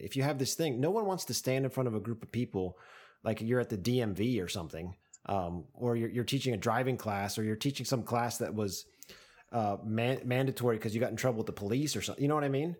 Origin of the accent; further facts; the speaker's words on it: United States; now in Japan; as an American